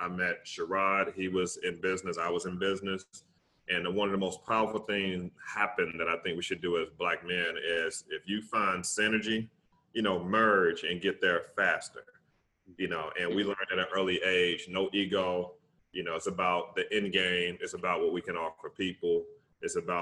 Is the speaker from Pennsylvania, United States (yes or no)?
no; Tuscaloosa, Alabama, United States; I'm from Tuscaloosa, Alabama